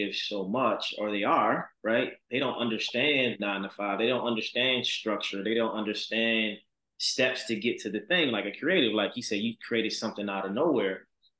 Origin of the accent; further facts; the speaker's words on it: Baltimore, Maryland, United States; I'm from Baltimore